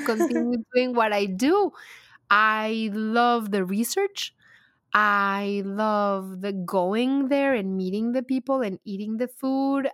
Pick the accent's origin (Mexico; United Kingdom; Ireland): Mexico; accent: heavy accent; English is a second language; moved away as an adult; also born or lived in Dallas, United States; now in United States; And I love my home country, too. And I feel like the more the years go by, the deeper my roots grow into Mexico.